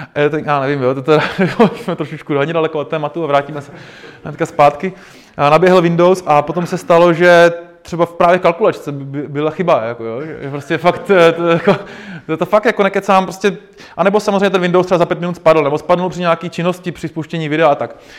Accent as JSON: {"language": "Czech", "town": "Náchod", "region": "Hradec Králové Region", "country": "Czechia", "said": "já jsem z Náchoda"}